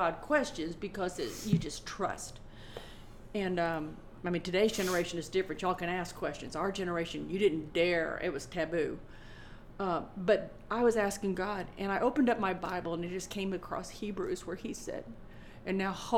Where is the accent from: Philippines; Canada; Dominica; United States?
United States; Indianapolis, Indiana; when I was a kid growing up in Indianapolis